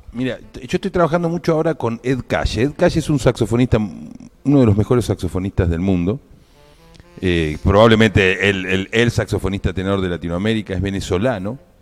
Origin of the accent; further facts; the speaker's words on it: Viedma, Río Negro, Argentina; De la ciudad de Viedma